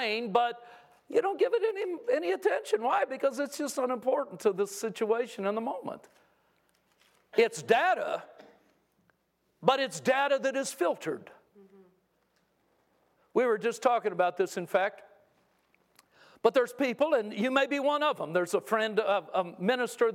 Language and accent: English; California, United States; I grew up in California